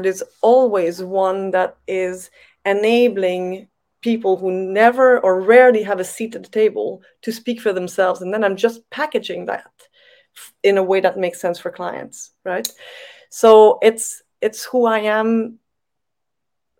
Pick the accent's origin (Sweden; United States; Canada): Canada; moved away; I come from Canada